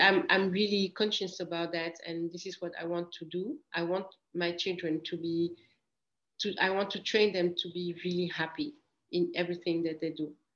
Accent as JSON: {"language": "English", "region": "Grand Est", "country": "France", "tie": "born or raised there", "also_born_or_lived": "Equatorial Guinea", "said": "I come from a very beautiful country come, uh, in Africa, which is Equatorial Guinea. And when I was three years ago, I moved to France"}